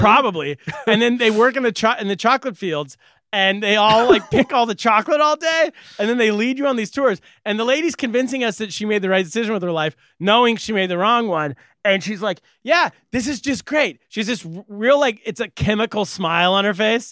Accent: California, United States; I'm a Californian. I'm from California

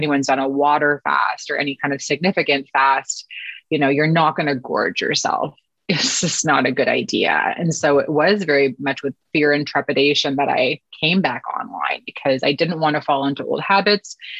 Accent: Vancouver, British Columbia, Canada; moved away as an adult; now in Toronto, Canada; I had moved with my family from Vancouver, which is where I was born and raised on the West Coast, to Toronto, Canada, where I live now.

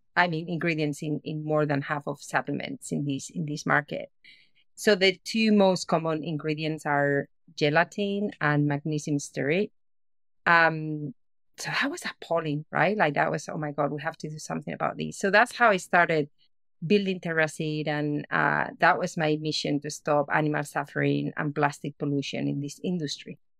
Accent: Spain; moved away; I'm originally from Spain and I was living in Spain, uh, back in the day

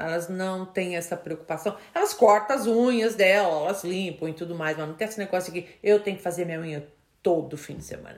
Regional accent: Brazil; now in United States; a gente como brasileiro

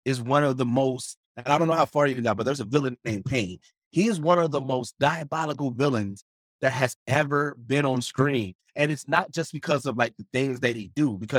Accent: Milwaukee, Wisconsin, United States; I'm from Milwaukee

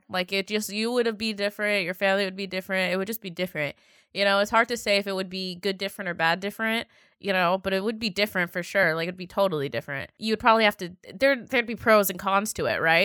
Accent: Seattle, Washington, United States; I was from Seattle

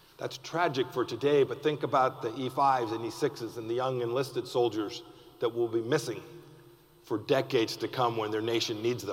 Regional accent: Kansas, United States; I'm from Kansas

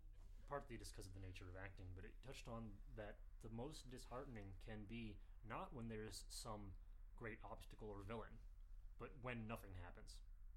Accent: Washington, United States; I grew up in Washington.

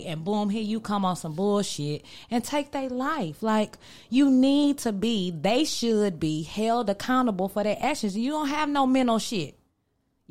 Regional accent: Texas, United States; El Paso, Texas. My home state

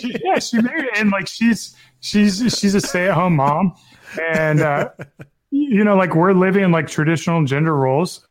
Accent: the South, United States; growing up in the South

